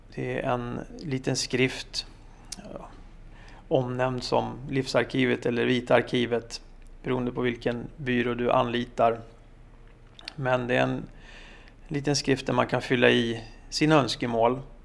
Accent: Sweden; vi svenskar

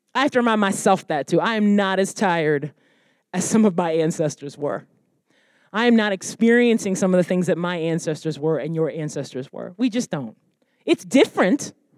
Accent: United States; my heritage and my come from being Black American

